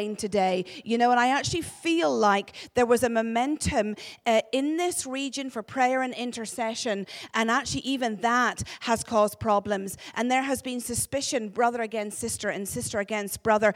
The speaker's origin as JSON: {"language": "English", "region": "Northern Ireland", "country": "United Kingdom", "accent": "Ulster", "moved": "as an adult", "lives_now": "Glasgow, United Kingdom", "said": "This is an accent from God's homeland, where he has his throne. That's Northern Ireland"}